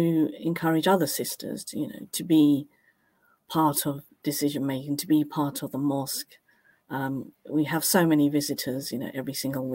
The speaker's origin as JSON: {"language": "English", "town": "Cambridge", "region": "East of England", "country": "United Kingdom", "tie": "born or raised there", "said": "I was literally born off Mill Road. My parents had a home on Mill Road. We grew up on Mill Road."}